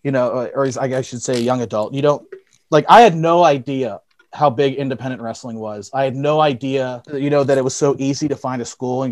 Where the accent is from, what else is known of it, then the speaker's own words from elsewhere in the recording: Elizabeth, Pennsylvania, United States; I grew up in Elizabeth